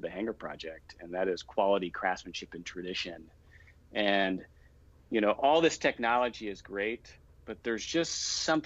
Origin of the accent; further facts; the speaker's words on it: Houston, Texas, United States; also born or lived in Austin / New York; now in Dallas, United States; I grew up in Houston, went to school in Austin, spent some time in New York, but knew I always wanted to end up back in Texas